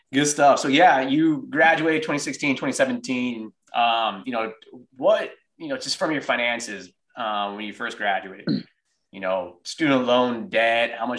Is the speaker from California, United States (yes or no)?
yes; San Jose, California, United States; moved away as an adult; now in Texas, United States; I grew up in San Jose and then moved out to Texas about 3 years ago